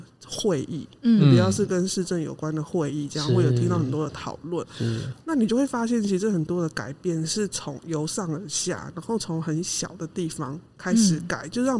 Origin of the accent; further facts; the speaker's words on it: Yilan County, Taiwan; 我是宜兰人，